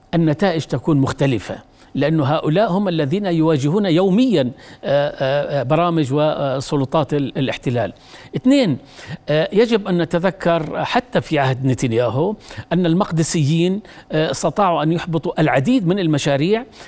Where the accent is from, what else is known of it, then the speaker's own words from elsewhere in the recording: Jordan; نحن كاردنيين